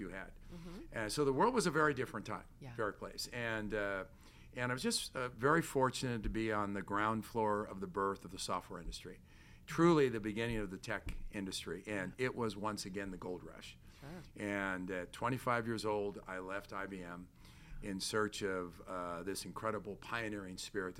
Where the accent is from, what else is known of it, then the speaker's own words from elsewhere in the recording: Torrance, California, United States; also born or lived in New York; I was raised in Torrance, California